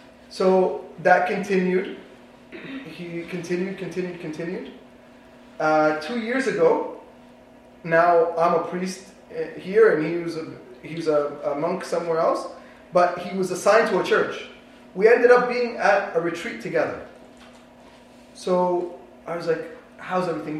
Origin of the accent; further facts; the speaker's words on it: East Coast, United States; moved away; I grew up with in the East Coast